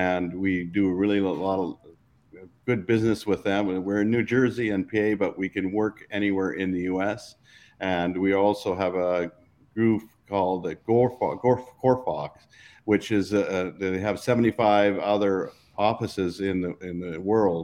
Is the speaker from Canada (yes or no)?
yes; Saskatchewan, Canada; moved away as an adult; also born or lived in Brandon / Philadelphia / Boston / Minnesota; I grew up in Saskatchewan.